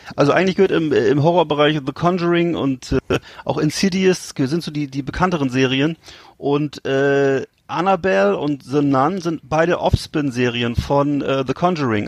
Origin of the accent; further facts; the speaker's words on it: West Germany, Germany; moved away; sind wir ja als Westdeutsche, als Kinder aufgewachsen